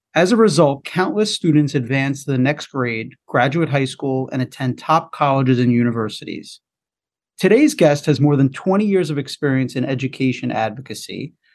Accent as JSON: {"language": "English", "area": "Melville / Dix Hills, Long Island", "region": "New York", "country": "United States", "tie": "born or raised there", "said": "I grew up in Melville Dick Sills"}